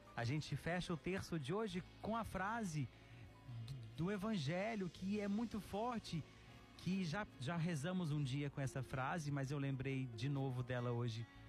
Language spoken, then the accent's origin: Portuguese; Araxá, Minas Gerais, Brazil; moved away; Araxá, Minas Gerais, minha terrinha